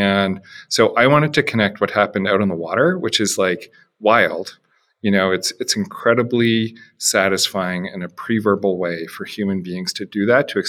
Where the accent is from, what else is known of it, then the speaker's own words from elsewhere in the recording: Canada; moved away as an adult; also born or lived in Chicago; I'm Canadian.